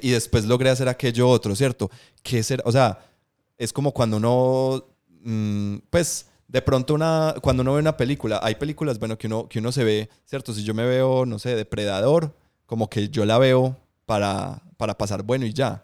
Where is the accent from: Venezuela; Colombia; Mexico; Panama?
Colombia; Medellín, Antioquia; yo soy de aquí, de Colombia, de Medellín